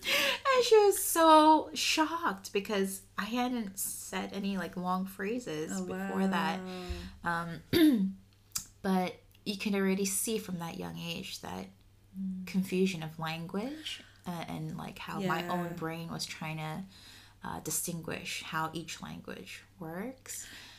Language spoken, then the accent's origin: English; New York, United States; first language Spanish; English is a second language; moved away as an adult; also born or lived in Argentina; now in United Kingdom; So back home, I grew up in New York, and I would normally identify as an Asian American Christian or a Korean American Christian. And then my story about my Hispanic roots within my family would come up